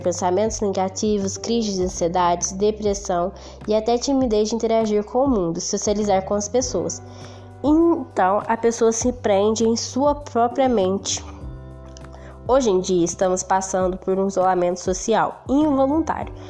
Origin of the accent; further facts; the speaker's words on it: Franca, São Paulo, Brazil; sou de Franca SP